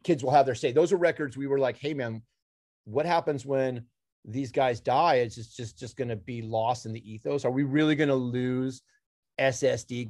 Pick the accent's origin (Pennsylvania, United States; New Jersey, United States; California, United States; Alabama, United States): California, United States; Los Angeles; I'm from from Los Angeles